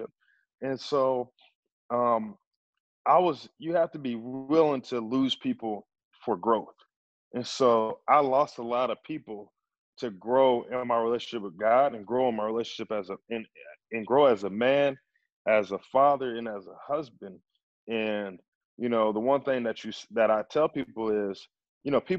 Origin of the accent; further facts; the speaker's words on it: Kingfisher, United States; I grew up in Kingfisher, America, and I was the only black person in my school.